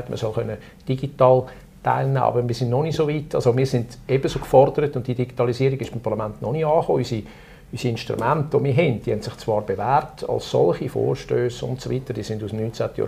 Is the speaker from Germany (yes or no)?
no; Zug, Switzerland; Wir haben im Kanton Zug, wo ich herkomme, ein Bevölkerungsschutzgesetz.